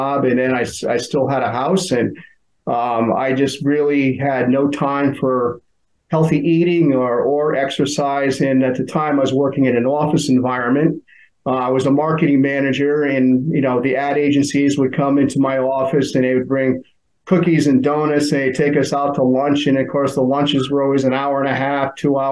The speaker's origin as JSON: {"language": "English", "region": "Connecticut", "country": "United States", "tie": "born or raised there", "said": "I grew up in Connecticut. You know, always been on a shoreline town near the ocean"}